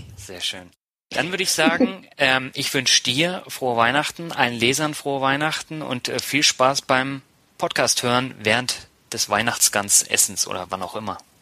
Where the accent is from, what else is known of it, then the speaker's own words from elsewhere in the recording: Berlin, Germany; moved away as an adult; also born or lived in Tübingen / Mannheim / Hamburg; now in Lübeck, Germany; ich bin ja gebürtiger Lübecker, in Berlin aufgewachsen, habe in Tübingen studiert, in Mannheim gewohnt, in Hamburg gewohnt, aber ich bin jetzt wieder in Lübeck